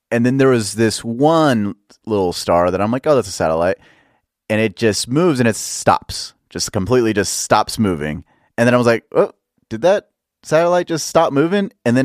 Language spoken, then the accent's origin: English; Dallas, Texas, United States; Dallas. Dallas